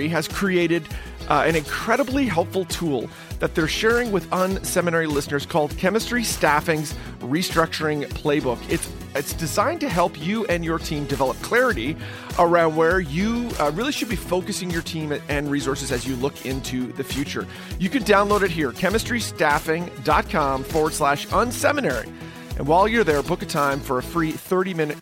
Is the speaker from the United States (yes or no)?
no; Canada; I'm Canadian. I'm on the other side of Lake Erie